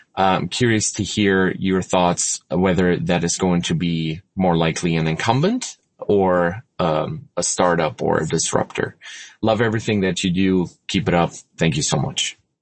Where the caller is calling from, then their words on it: Denver, Colorado, United States; I'm calling in from Denver, Colorado.